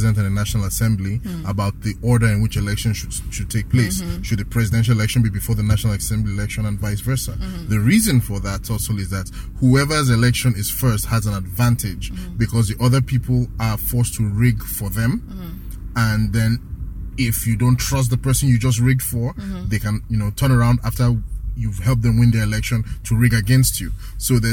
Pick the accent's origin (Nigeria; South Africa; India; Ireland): Nigeria; Rivers State; my home state, Rivers State